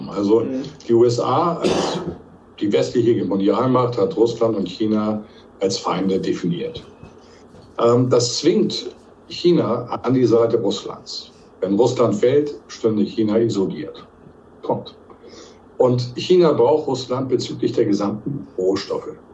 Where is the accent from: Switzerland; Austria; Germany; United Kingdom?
Germany; Hamburg; Also ich betone, ich bin ja Hanseat, ich komme ja aus Hamburg